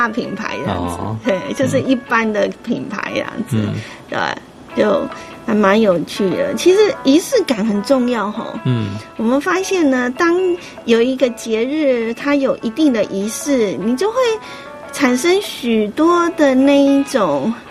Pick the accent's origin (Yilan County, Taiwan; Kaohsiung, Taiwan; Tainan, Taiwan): Yilan County, Taiwan; 我们宜兰老家也都是，就是都会在那个。那个丢点，嗯，又是空地这样子，开始就是拜拜这样子